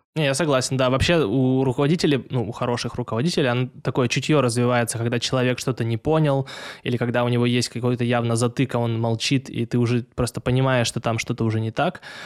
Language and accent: Russian; Tyumen, Tyumen Oblast, Russia; я из Тюмени